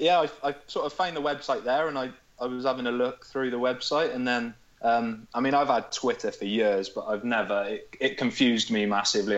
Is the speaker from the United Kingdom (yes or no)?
yes; Hereford, West Midlands, United Kingdom; I'm from Hereford